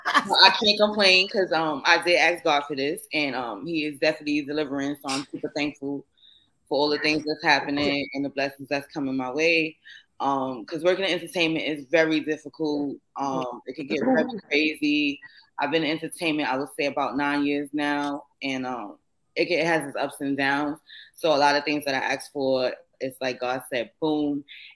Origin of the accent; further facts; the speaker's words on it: New York, United States; now in Atlanta, United States; I reside in Atlanta, Georgia now. Hey, Chrissy, you know, come see me, girl. We got to link up. I'm from New York, of course, the Bronx.